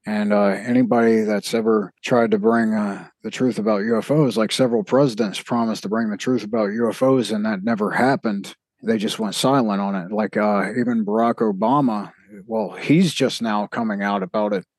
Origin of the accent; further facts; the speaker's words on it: South Mississippi, United States; I'm from the South of Mississippi